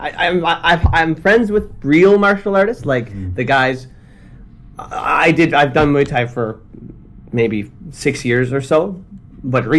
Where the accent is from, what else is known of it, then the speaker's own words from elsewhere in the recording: Ottawa, Ontario, Canada; moved away as an adult; also born or lived in China; now in Tokyo, Japan; I'm from Canada. I'm from Ottawa, Canada